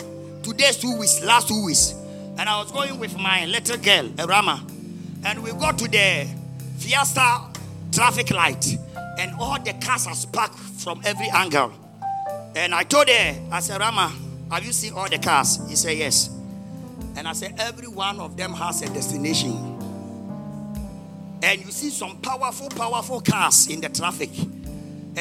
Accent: Ghana; English is a second language; also born or lived in Accra / Asante Mampong; Everybody knows me in my hometown with my Muslim name till today.

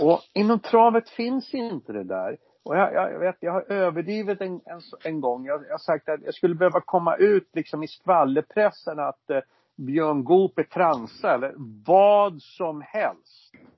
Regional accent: Stockholm, Stockholm County, Sweden; jag är ju från Stockholm va, som ni hör och förstår

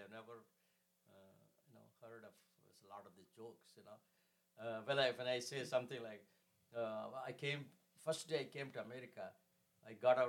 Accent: India; first language Kannada; English is a second language; moved away as an adult; now in San Antonio, United States; I'm from India, originally from India.

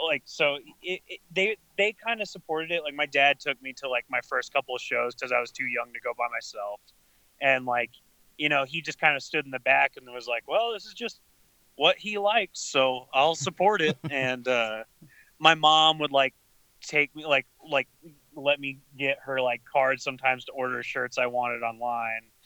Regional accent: Lubbock, Texas, United States; I'm from Lubbock, like Texas

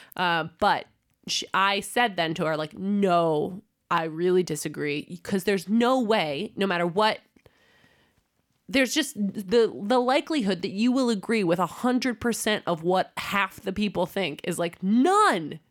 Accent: United States; now in Denmark; I'm American

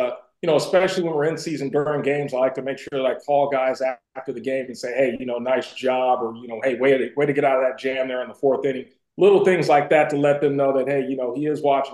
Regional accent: Bay Area, California, United States; we both grew up in the Bay Area.

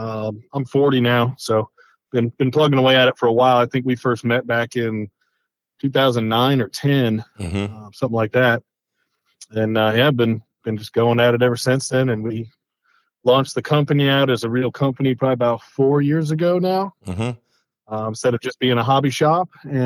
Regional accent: upstate New York, United States; Grew up in upstate New York on a farm. Joined the military when I was 19.

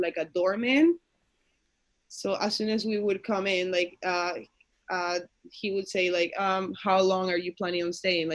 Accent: Canada; English is a second language; I am from Canada

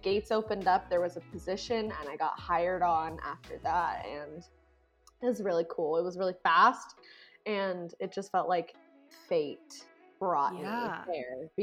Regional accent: Alaska, United States; moved away as an adult; now in Arizona, United States; growing up in Alaska

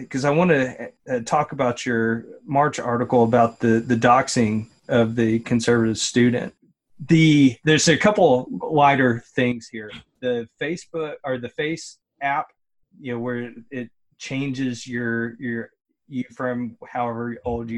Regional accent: Kentucky, United States; I was born in Kentucky

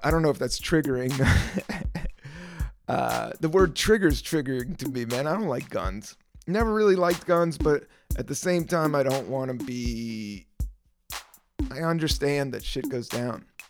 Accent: Washington, District of Columbia, United States; I grew up in Washington, D C

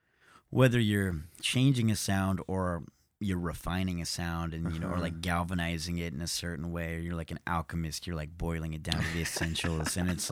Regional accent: Nashville, Tennessee, United States; Born and raised in Nashville.

